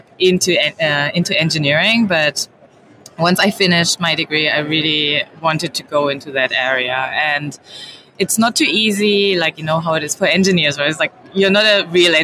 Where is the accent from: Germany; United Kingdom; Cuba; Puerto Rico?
Germany; So I grew up in Germany. My parents are from China.